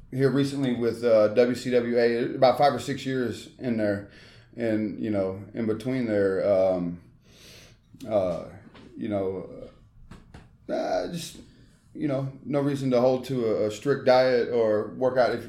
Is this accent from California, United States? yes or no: no; Memphis, Tennessee, United States; born or raised there; also born or lived in Charlotte, North Carolina / Mississippi